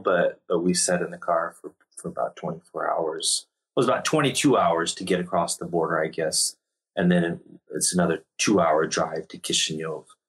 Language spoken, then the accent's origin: English; United States; moved away; also born or lived in Ukraine; I'm American